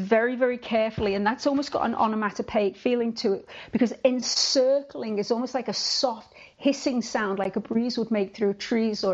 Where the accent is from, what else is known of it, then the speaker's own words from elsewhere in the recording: Liverpool, North West England, United Kingdom; moved away as an adult; also born or lived in Vancouver, Canada; I was born in Liverpool. And I stayed in Liverpool until I was 28. And that's when I got married to Walter and moved to Canada, to Vancouver